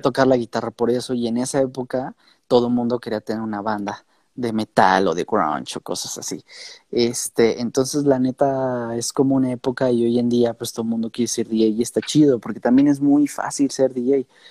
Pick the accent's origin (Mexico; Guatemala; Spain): Mexico; nosotros como mexicanos